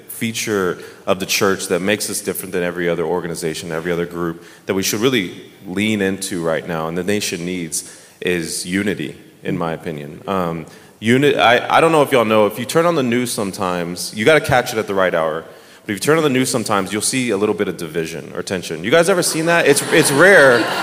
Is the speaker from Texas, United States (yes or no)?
yes; Dallas, Texas, United States; moved away; I am from Dallas, Texas, my whole life